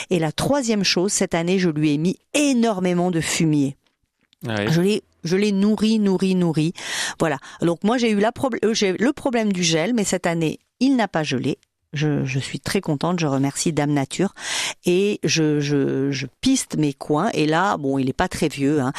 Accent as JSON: {"language": "French", "country": "Martinique", "said": "non je suis de la Martinique."}